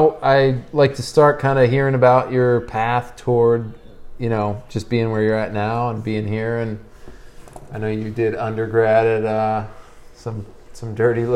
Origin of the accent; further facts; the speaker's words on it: Massachusetts, United States; now in Oregon, United States; growing up in Massachusetts and going to Amherst College right near Williams.